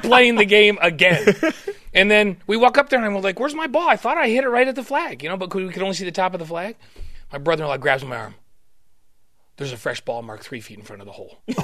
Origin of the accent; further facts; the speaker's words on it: New York, United States; moved away; I grew up not liking Notre Dame at all. I'm from New York